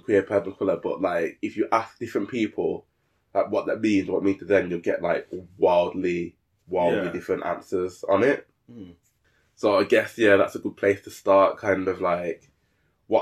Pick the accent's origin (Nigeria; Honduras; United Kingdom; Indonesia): United Kingdom; Birmingham, West Midlands; moved away as an adult; now in London, United Kingdom; So we're both from Birmingham. We actually went to the same school